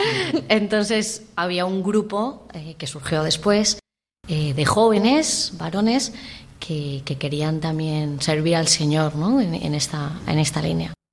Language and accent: Spanish; Alzira, Valencian Community, Spain; moved away as an adult; also born or lived in Chile / Bolivia; soy de Alcira y estudié aquí en, en Valencia